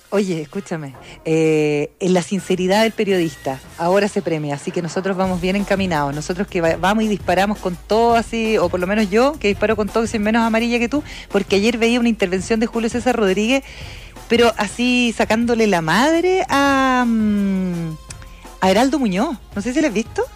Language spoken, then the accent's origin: Spanish; Osorno, Los Lagos, Chile; Yo, yo viví toda mi vida en Osorno